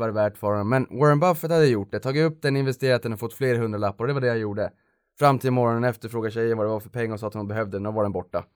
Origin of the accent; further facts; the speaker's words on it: Boden, Norrbotten County, Sweden; moved away; also born or lived in Stockholm; jag faktiskt bodde i, i Boden i mm. Norrbotten mm. där jag kommer från från första början